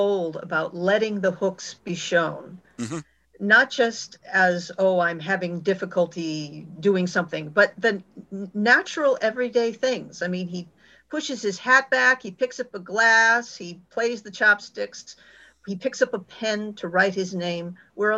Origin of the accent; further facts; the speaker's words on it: New England, United States; being a New Englander